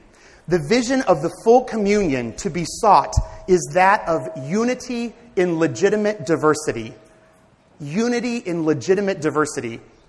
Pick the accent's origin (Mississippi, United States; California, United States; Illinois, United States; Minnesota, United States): Illinois, United States; small town in central; I actually am a convert to Catholicism. I grew up in the Methodist Church in this small town in central Illinois. Came to Notre Dame, and I went through the RCIA process at Notre Dame as a sophomore and to become a Roman Catholic. I'm German-Irish by background